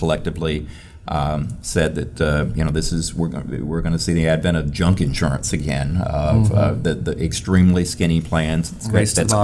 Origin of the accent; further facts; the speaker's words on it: Tennessee, United States; Tennessee, my home state